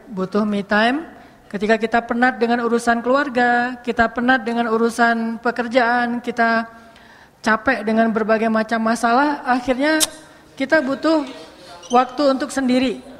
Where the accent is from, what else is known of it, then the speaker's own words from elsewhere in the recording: Bandung, West Java, Indonesia; Orang nonton Persib misalnya, sebagai orang Bandung kan, kalau Persib lagi main